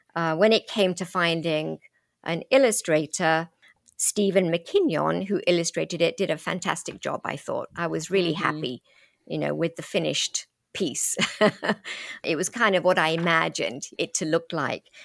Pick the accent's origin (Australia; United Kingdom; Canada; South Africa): United Kingdom; London; accent: British; moved away as an adult; now in United States; I grew up in London from age three.